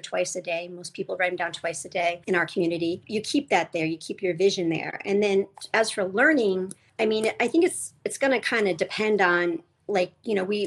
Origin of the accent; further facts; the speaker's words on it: Rhode Island, United States; I grew up in Rhode Island